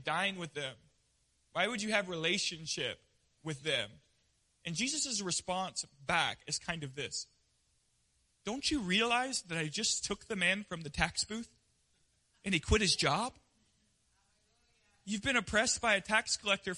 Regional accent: Pensacola, Florida, United States; now in Hilton Head, United States; now I'm stuck in Pensacola where I was raised

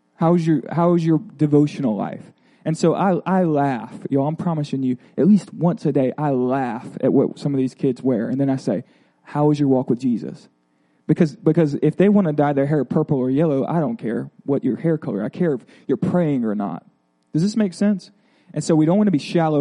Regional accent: Florida, United States; I'm from Florida

